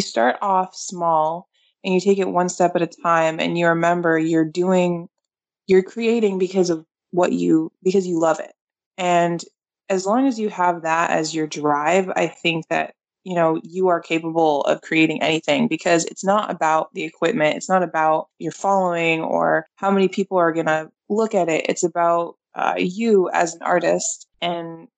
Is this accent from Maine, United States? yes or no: yes; Portland, Maine, United States; I'm from Portland, Maine